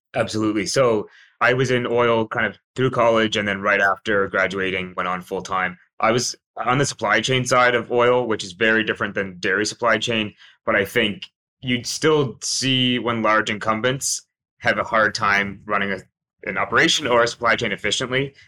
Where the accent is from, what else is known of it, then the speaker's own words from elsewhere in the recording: Fredericton, New Brunswick, Canada; moved away as an adult; also born or lived in St. John's, Newfoundland; I grew up in Fredericton, New Brunswick, which is another province in Atlantic Canada.